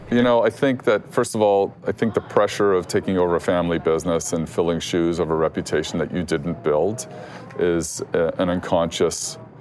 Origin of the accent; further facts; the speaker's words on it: Canada; as a Canadian